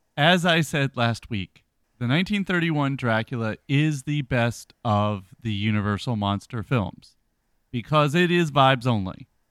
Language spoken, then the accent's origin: English; the South, United States; being a Southerner